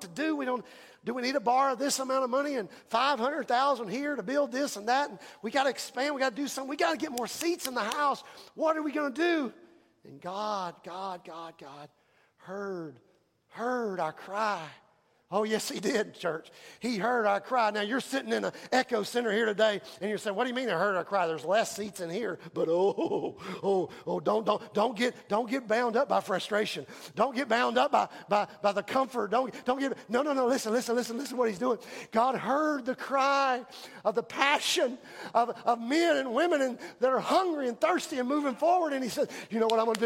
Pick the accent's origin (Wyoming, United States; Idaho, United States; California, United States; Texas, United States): Texas, United States; Houston; now in Lumberton, United States; I grew up in Houston